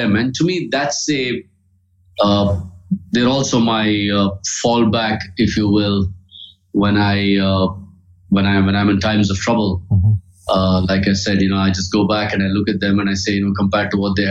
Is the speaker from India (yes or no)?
yes; India; I grew up in India